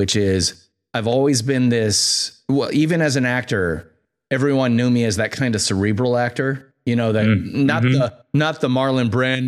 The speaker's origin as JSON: {"language": "English", "town": "Shorewood", "region": "Wisconsin", "country": "United States", "tie": "born or raised there", "said": "I grew up in Shorewood, Wisconsin"}